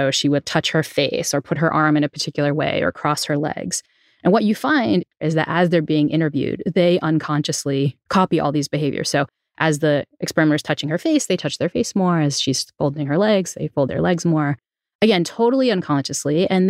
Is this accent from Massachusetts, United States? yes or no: yes; New Bedford, Massachusetts, United States; accent: New Bedford; I grew up in New Bedford, Massachusetts, and had what to the uninitiated would sound like a terrible Boston accent. You're from Boston, you'd know it was a New Bedford accent